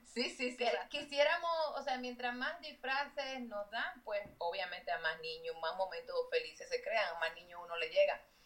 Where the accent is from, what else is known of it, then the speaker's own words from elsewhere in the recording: Dominican Republic; moved away as an adult; now in United States; yo crecí en la República Dominicana y cuando ya fui, me vi de adulta aquí